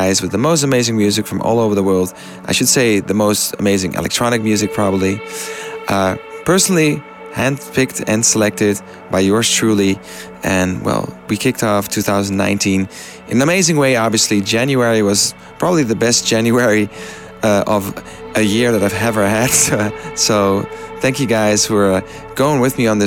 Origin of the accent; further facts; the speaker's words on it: Amsterdam, North Holland, Netherlands; my hometown, Amsterdam.